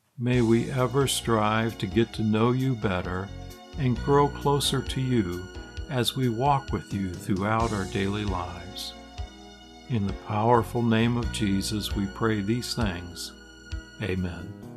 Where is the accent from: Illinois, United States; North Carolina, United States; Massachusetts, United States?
Illinois, United States; Growing up in Illinois